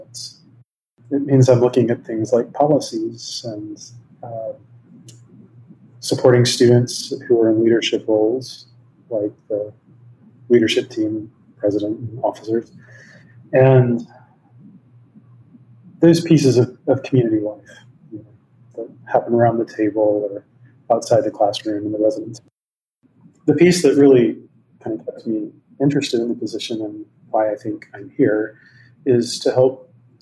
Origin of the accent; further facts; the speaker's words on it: Meridian, Mississippi, United States; moved away as an adult; now in California, United States; Grew up in Meridian, Mississippi, in the Methodist Church